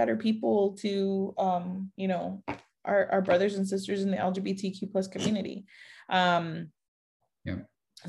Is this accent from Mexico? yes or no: yes; Mexico; moved away; I was born in Mexico. I am Mexican 100%